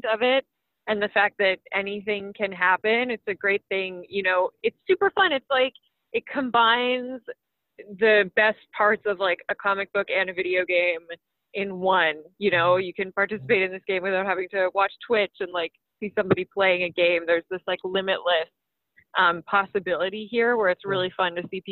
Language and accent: English; London, Ontario, Canada; London, Ontario, which is my hometown.